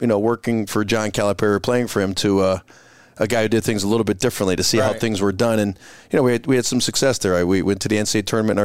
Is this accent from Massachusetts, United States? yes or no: yes; Springfield, Massachusetts, United States; I was from Springfield, Massachusetts, right down the road to the Hall of Fame.